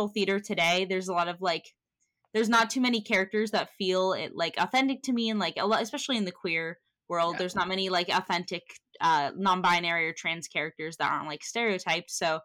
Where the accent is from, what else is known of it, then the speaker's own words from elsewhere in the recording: Santa Cruz, California, United States; I am from San Francisco, a little town called Santa Cruz, which is about an hour outside